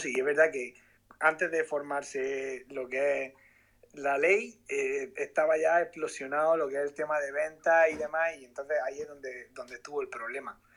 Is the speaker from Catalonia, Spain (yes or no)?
no; Murcia, Region of Murcia, Spain; yo soy de aquí de Murcia